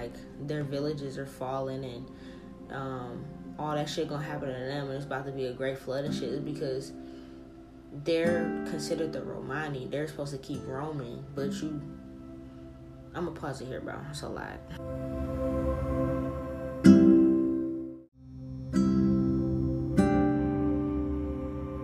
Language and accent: English; United States; I'm technically American, because like niggas was in America after my family came over from Italy.